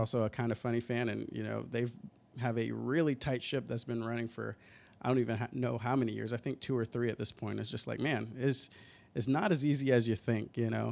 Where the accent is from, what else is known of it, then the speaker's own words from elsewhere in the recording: Atlanta, Georgia, United States; moved away as an adult; now in Seattle, United States; I'm originally from Atlanta